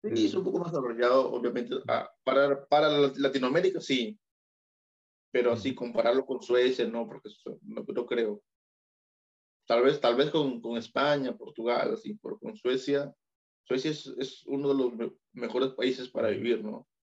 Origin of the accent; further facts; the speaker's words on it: Peru; yo nací en Perú de pura casualidad